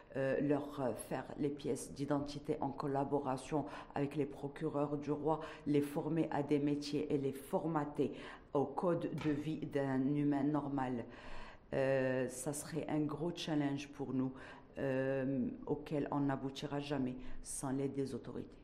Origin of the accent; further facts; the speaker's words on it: Morocco; en tant que Marocaine